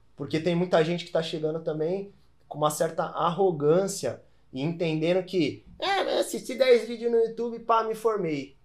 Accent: São Paulo, Brazil; eu sou paulista

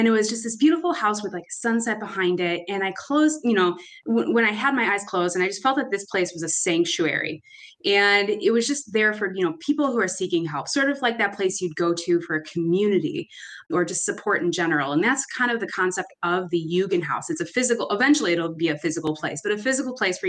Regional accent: Chicago, Illinois, United States; I'm from Chicago, grew up in Albany Park, right in the heart of it.

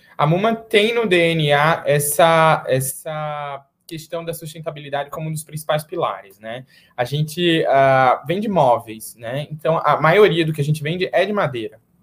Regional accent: Recife, Pernambuco, Brazil; now in São Paulo, Brazil; Eu sou lá de Recife moro em São Paulo hoje, mas sou de Recife

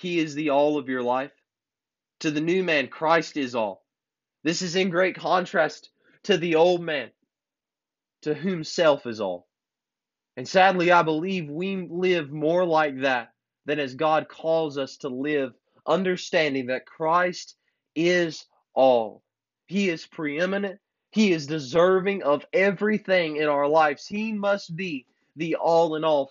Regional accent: United States; I'm glad to be an American

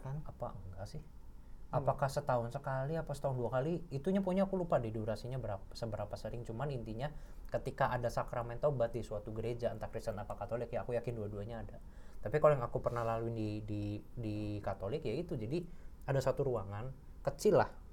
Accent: Cirebon, West Java, Indonesia; now in Jakarta, Indonesia; kampung halamanku tuh di Cirebon

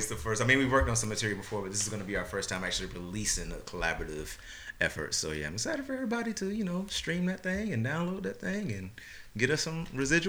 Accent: West Palm Beach, Florida, United States; also born or lived in Tallahassee, Florida; I'm originally from West Palm Beach, Florida.

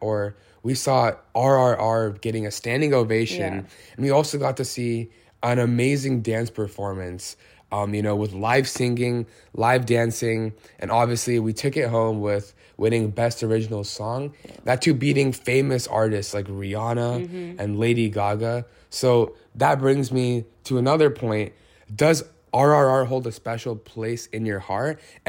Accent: California, United States; So my answers were never really relatable to my peers, you know, growing up in California.

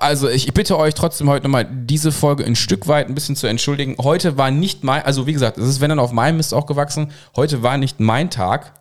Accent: Cologne, North Rhine-Westphalia, Germany; Ich bin ja in Köln geboren, wie ihr wisst, deswegen habe ich da ähm, ja, ja die so Großstadt, die Großstadt im Background

